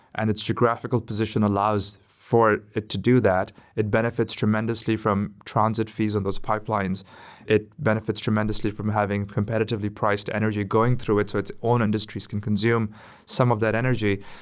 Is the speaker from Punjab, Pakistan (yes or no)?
no; Karachi, Sindh, Pakistan; in Karachi, in my hometown